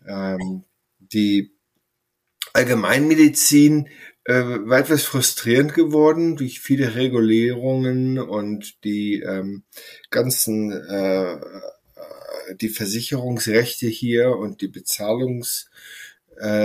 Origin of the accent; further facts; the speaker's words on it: Sylt, Schleswig-Holstein, Germany; moved away as an adult; also born or lived in Essen, Germany / Inverness, Scotland / Mid Hudson Valley, United States; now in Woodstock, United States; ich bin auf Sylt aufgewachsen, in, habe da Abitur gemacht und auch Zivildienst, ähm, Abitur 1986 und habe da von 88 bis 94 in äh, Gesamthochschule Essen studiert